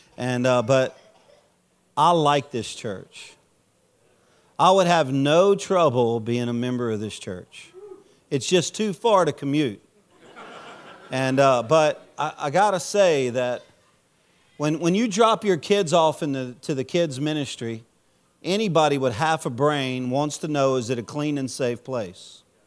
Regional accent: Louisiana, United States; I'm a Cajun from Louisiana

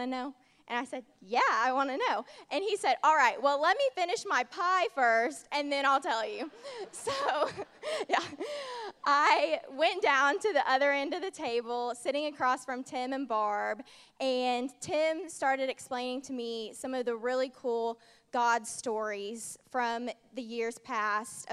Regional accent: Indiana, United States; moved away as an adult; now in Georgia, United States; I'm originally from Indiana

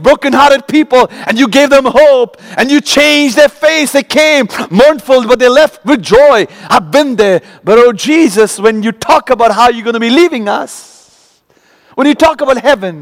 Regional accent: Kolkata, West Bengal, India; moved away as an adult; now in United States; growing up in Calcutta

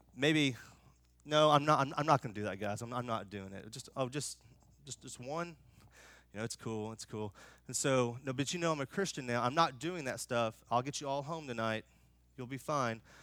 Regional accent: United States; I'm American

